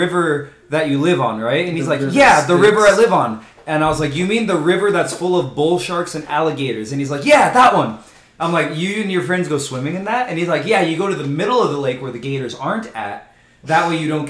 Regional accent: Norco, California, United States; growing up in Norco

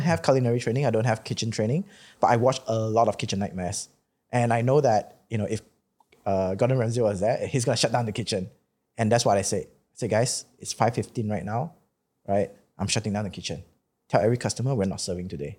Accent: Malaysia; I've been growing up in Malaysia

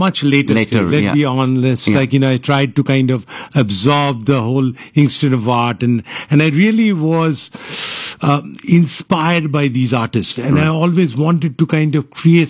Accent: Kolkata, West Bengal, India; now in Houston, United States; So I was born in Kolkata. Kolkata, okay. Yeah, all my life I was in Kolkata out there. Like, you know, I went to St. Joseph's and Xavier's.

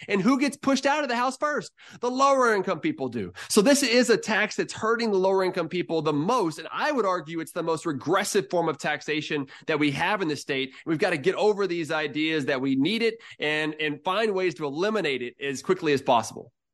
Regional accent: Houston, Texas, United States; I'm from Houston. So I've been I mean, from Texas and everything and kind of moved around for a while

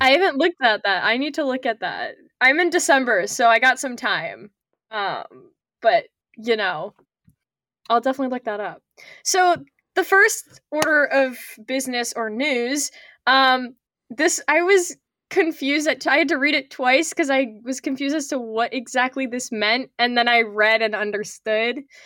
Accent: Canada; I'm Canadian

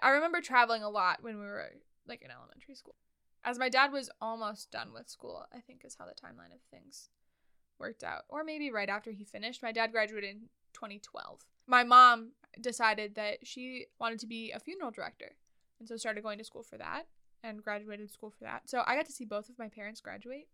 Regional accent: Twin Cities, Minnesota, United States; also born or lived in Red Lodge, Montana; we moved from Montana to the Twin Cities in Minnesota, the Minneapolis St. Paul area

